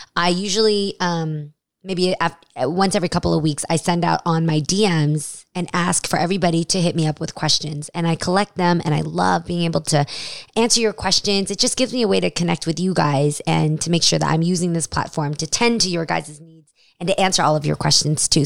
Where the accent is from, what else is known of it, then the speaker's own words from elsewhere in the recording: United States; being Asian American